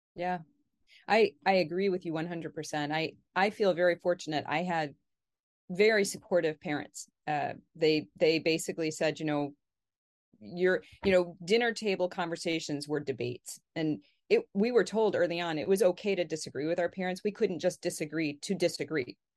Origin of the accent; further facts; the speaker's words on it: Connecticut, United States; I grew up in Connecticut in New England